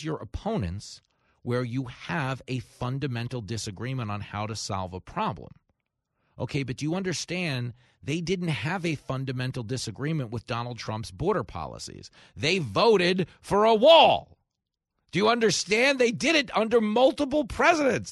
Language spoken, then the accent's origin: English; New York, United States; my hometown of New York